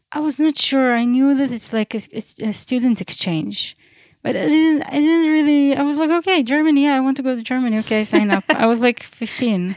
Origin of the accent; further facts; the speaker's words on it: Beersheba, Southern District, Israel; also born or lived in Crimea, Ukraine; now in Ein Ayala, Israel; I was born in Ukraine, in, uh, in half of the island Crim, Crimea. And, uh, I grew up in Beersheba most of my life